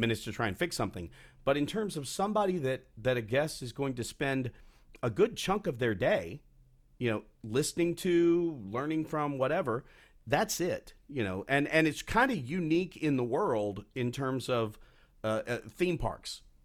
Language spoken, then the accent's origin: English; Texas, United States; moved away; it goes back to my childhood. I grew up. My first annual pass was at Six Flags over Texas